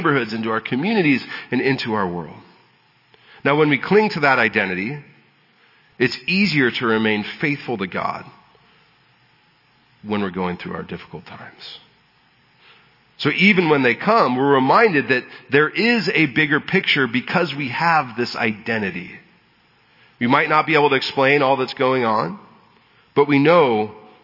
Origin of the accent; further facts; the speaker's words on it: San Diego, California, United States; I was born in San Diego and have been a native Southern Californian my whole life